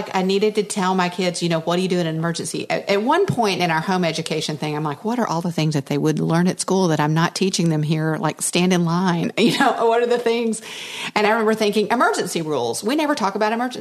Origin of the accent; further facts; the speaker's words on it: Dallas, Texas, United States; I was raised in Dallas-Fort Worth with the Dallas Cowboys